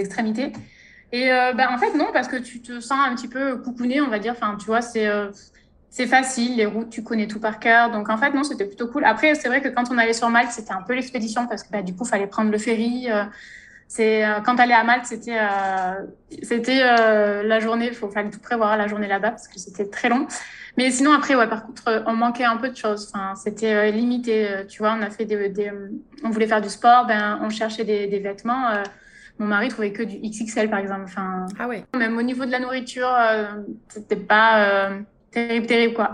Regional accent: Ardèche, Auvergne-Rhône-Alpes, France; moved away as an adult; also born or lived in Malta; now in Mauritius; je viens d'Ardèche

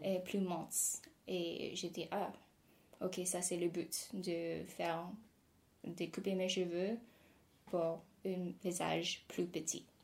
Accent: near Toronto, Ontario, Canada; French is a second language; now in Paris, France; je suis née au Canada, juste à côté de Toronto.

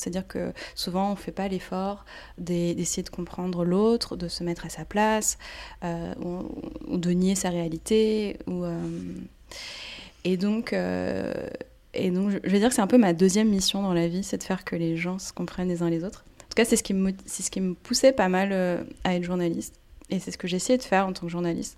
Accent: France; first language Portuguese and French; also born or lived in Brazil / Quebec; j'ai grandi en France, mais vraiment de culture, euh, plus brésilienne. Euh, à la maison, on parlait portugais

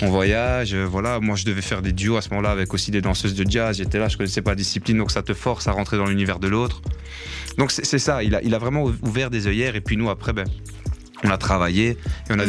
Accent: La Louvière, Wallonia, Belgium; j'ai 36 ans, je viens de la Louvière

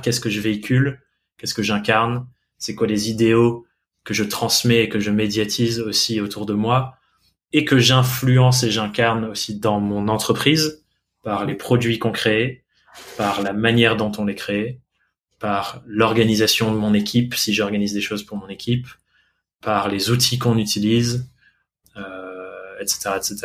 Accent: England, United Kingdom; French is a second language; now in France; je suis anglais

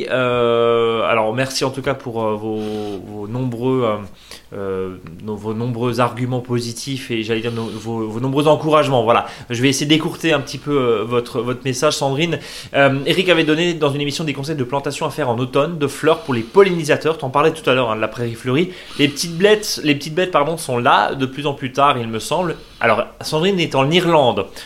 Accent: Marseille, Provence-Alpes-Côte d'Azur, France; grand souvenir du jardin de mon enfance à Marseille

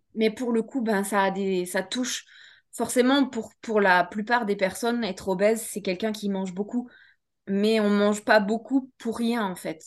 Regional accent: France; also born or lived in Switzerland; J'avais 10 ans et j'ai suivi ma mère en France. Donc, du coup, j'ai, recommencé euh, un bout de ma vie en France

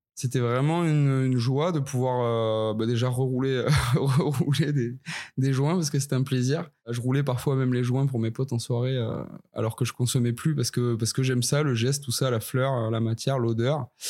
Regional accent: Ariège, Occitania, France; je viens des Pyrénées, un petit peu au sud de Toulouse, euh, plus précisément dans le magnifique département de l'Ariège, qui est pas très connu, qui est très sauvage. j'ai grandi là-bas

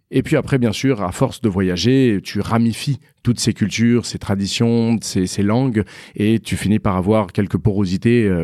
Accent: Paris, Île-de-France, France; born there; Donc, moi, je suis né à Paris.

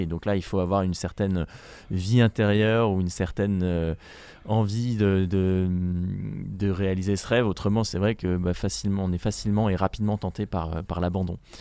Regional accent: France; je suis le premier français

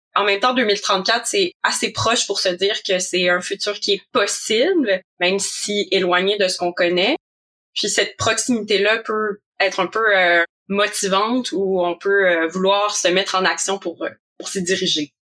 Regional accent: Quebec, Canada; also born or lived in Montreal; J'habite à Montréal aussi, si vous l'entendez par mon accent, donc euh, je viens du Québec

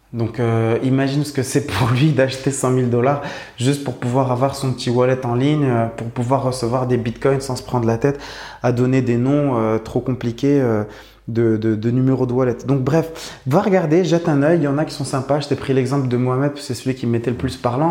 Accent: Morocco; j'habite au Maroc, je suis né au Maroc, j'ai grandi au Maroc.

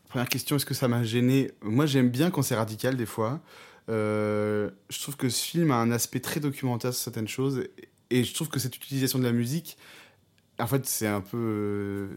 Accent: France; on est français

